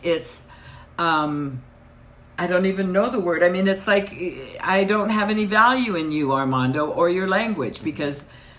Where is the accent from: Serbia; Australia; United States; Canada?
United States